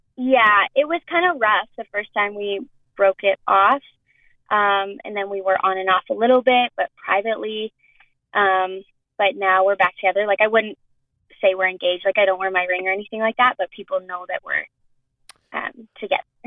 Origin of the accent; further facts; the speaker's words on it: Edmonton, Alberta, Canada; I'm from Edmonton